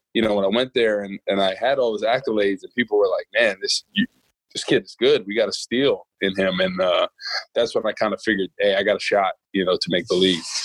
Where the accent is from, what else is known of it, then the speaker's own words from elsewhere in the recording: Rutherford, New Jersey, United States; moved away as an adult; now in St. Louis, United States; I grew up in Rutherford, New Jersey. Um, born and raised there. Um, was there until college. Um, and yeah, now now I live in St. Louis